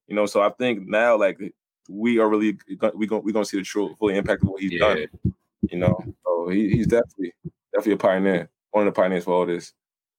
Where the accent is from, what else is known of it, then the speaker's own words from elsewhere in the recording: New England, United States; But I'm real from New England, yo.